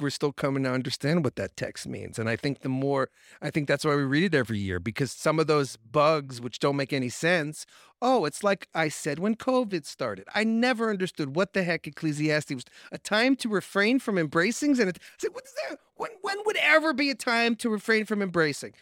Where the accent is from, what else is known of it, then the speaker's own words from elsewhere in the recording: Long Island, New York, United States; I grew up on Long Island